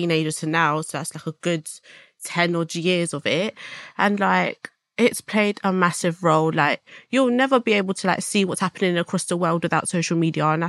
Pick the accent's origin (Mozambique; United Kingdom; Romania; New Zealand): United Kingdom; London; I'm 21 years old from South London